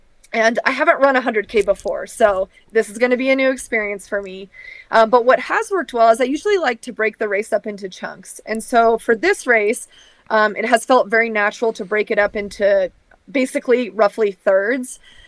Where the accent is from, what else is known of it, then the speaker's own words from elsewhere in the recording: the Northwest, Pacific Northwest, United States; I'm from the Northwest, so.